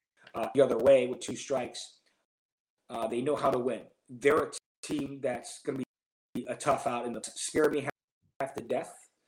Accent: Chicago, Illinois, United States; now in Los Angeles, United States; I'm a guy from Chicago.

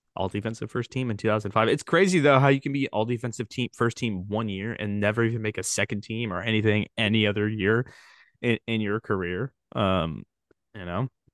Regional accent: Sacramento, California, United States; my hometown

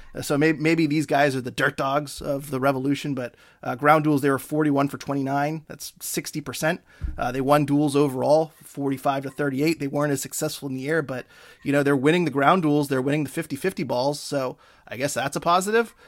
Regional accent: Maine, United States; I'm from Maine

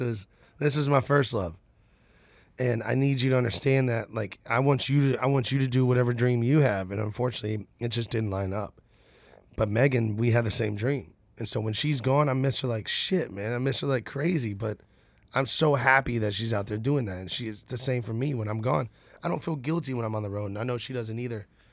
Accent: Nashville, Tennessee, United States; I'm from Nashville, and, and my other family's from Birmingham

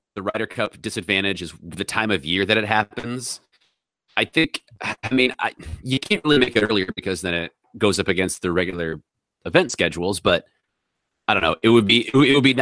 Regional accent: United States; I'm an American

